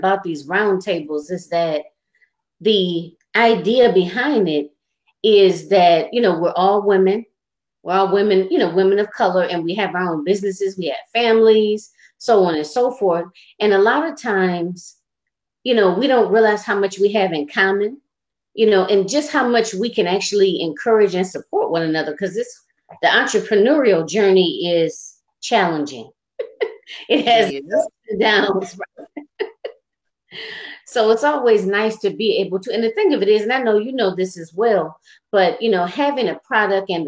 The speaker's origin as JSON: {"language": "English", "region": "Michigan", "country": "United States", "tie": "born or raised there", "said": "I was born and raised in Michigan"}